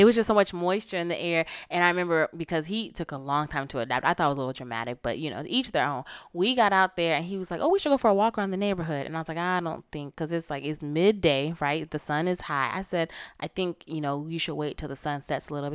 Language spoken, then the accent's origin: English; Florida, United States; I'm from Florida. You know, I'm from the South